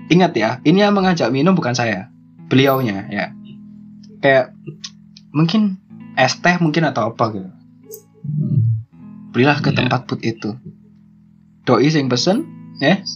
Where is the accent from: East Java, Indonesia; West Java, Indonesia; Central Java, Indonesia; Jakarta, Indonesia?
East Java, Indonesia; Krian; nah sedangkan kita dari Krian Krian sidoarjo ya sekitaran situlah kita anak-anak pinggir kota ya